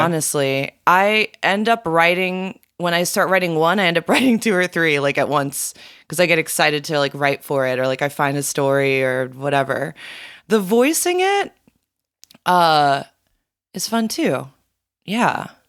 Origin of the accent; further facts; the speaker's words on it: South Florida, United States; growing up in South Florida